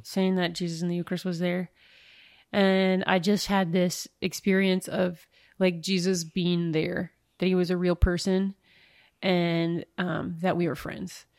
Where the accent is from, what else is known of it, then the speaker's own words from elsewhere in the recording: northern Minnesota, United States; moved away; am originally from northern Minnesota.